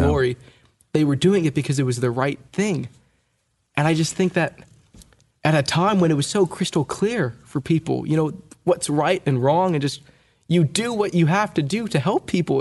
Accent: California, United States; I, my sister and I were born and raised in California.

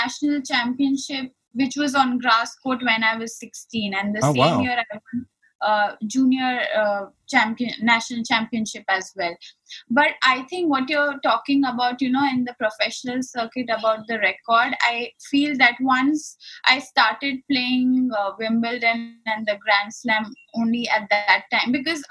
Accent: Ahmedabad, Gujarat, India; initially I started playing in another city called Ahmedabad, which is also in the west part of India, and I'm born and brought up there

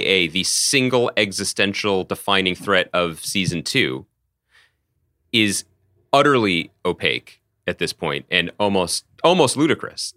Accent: East Coast, United States; growing up on the East Coast

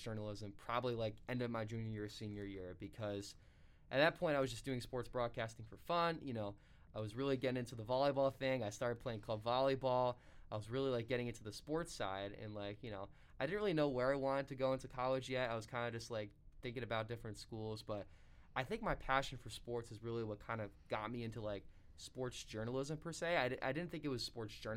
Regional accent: Seekonk, Massachusetts, United States; my hometown public school in Seekonk

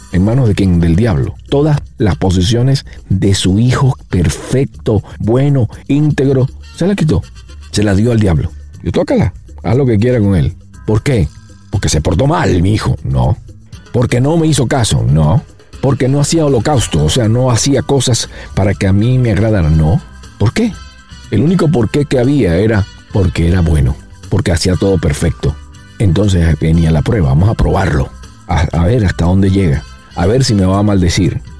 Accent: Venezuela; yo soy venezolano

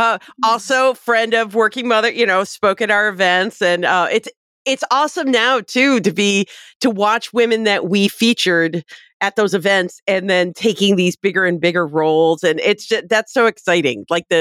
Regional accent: Midwest, United States; oh, I'm from the Midwest.

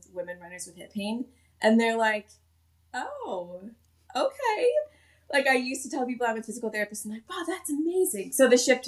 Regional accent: Midwest, United States; I grew up in the Midwest

